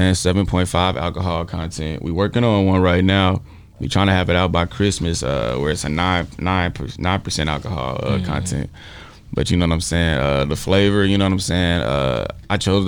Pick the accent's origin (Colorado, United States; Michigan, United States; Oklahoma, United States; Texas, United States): Texas, United States; Fort Worth; I grew up in Texas, too, you know what I'm saying? Like, I graduated high school and shit in Fort Worth, Texas.